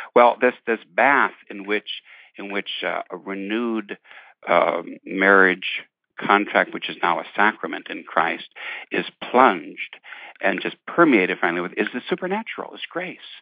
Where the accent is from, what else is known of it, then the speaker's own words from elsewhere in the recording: Detroit, Michigan, United States; growing up in Irish Catholic, Irish American Catholic family in Detroit in the fifties